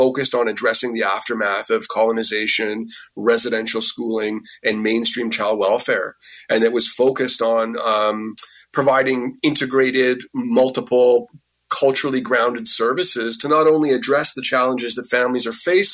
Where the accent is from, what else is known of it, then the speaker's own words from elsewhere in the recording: Vancouver, British Columbia, Canada; moved away as an adult; now in Toronto, Canada; I was born and raised in Vancouver